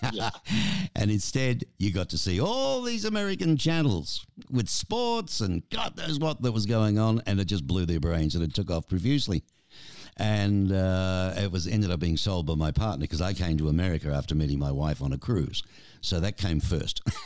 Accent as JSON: {"language": "English", "country": "Australia", "moved": "yes", "lives_now": "Tucson, United States", "said": "I'm Australian"}